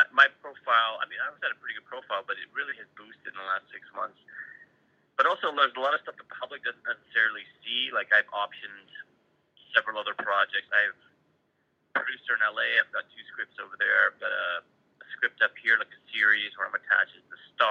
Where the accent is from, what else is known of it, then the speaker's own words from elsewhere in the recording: Canada; I'm Canadian